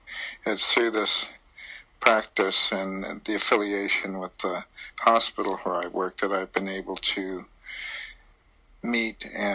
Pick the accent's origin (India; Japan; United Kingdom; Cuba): Japan; Nagoya, Aichi; born there; also born or lived in Idaho / Hawaii; I was born in Japan, in Nagoya.